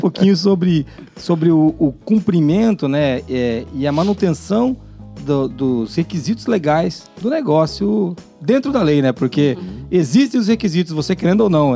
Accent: Brazil; A gente é brasileiro

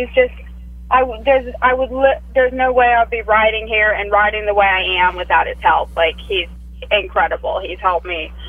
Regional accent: Minnesota, United States; also born or lived in Wisconsin; So I grew up mainly in Minnesota and Wisconsin. But my family, we moved around a lot just because, like, my mom loves moving.

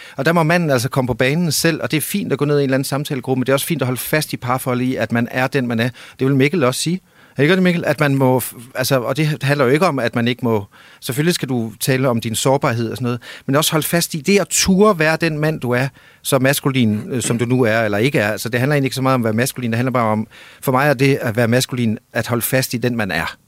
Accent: Denmark; also born or lived in near Copenhagen; now in Copenhagen area, Denmark

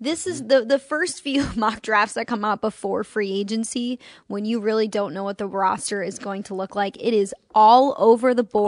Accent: Chicago, Illinois, United States; I'm from Chicago, spent 18 years of my life there, and it feels like Chicago outside.

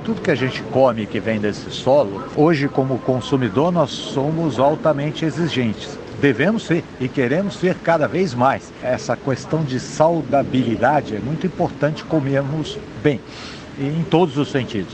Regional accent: Brazil

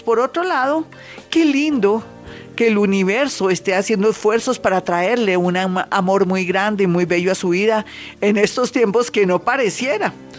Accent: Colombia; somos colombianos, somos resilientes y fuertes

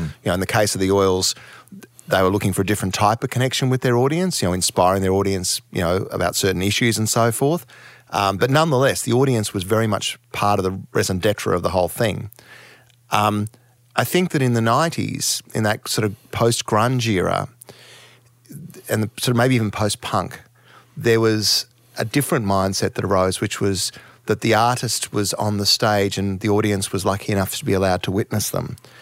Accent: Townsville, Queensland, Australia; moved away; I was raised in Townsville in the, you know, in the seventies and, and early eighties

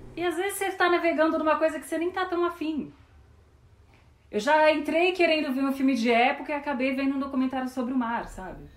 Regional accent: Ribeirão Preto, São Paulo, Brazil; eu sou de Ribeirão Preto

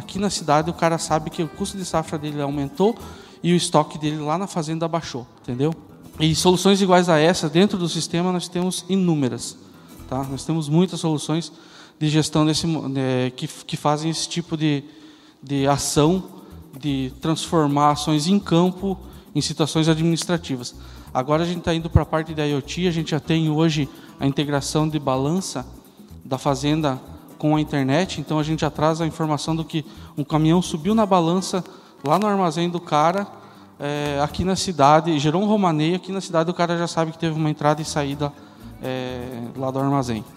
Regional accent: Curitiba, Paraná, Brazil; moved away as an adult; Eu sou de Curitiba

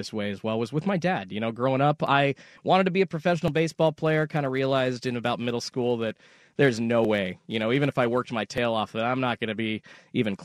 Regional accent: Salem, Oregon, United States; I'm from Salem, Oregon

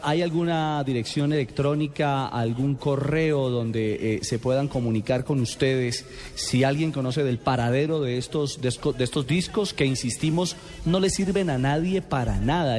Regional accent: Colombia; como colombiano

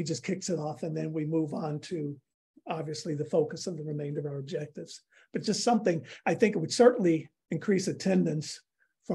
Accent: Chicago, Illinois, United States; now in Ann Arbor, United States; I'm from Chicago.

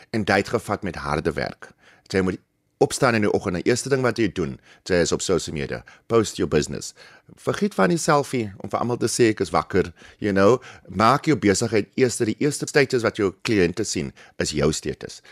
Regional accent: Humansdorp, Eastern Cape, South Africa; now in Plumstead, Cape Town, South Africa; ek is gebore in die Kaap en ek skool gaan in Humansdorp.

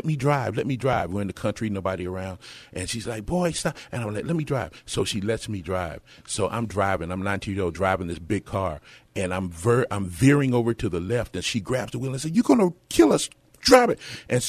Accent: Dallas, Texas, United States; born there; And I was born in Dallas.

